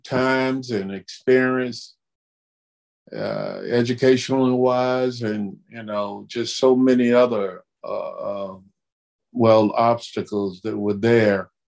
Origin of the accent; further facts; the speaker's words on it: Chipley, Florida, United States; The little town I grew up in Chipley, Florida, and with a very large family and very little support as far as income.